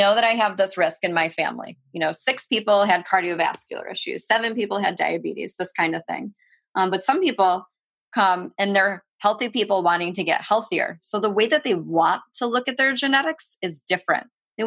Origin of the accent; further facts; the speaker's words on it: Rochester, New York, United States; I say upstate New York. I mean, it's way upstate, right? Rochester.